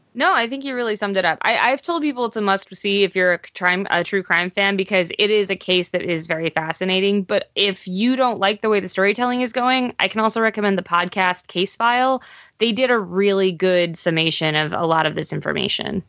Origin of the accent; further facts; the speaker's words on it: Pennsylvania, United States; I'm from Pennsylvania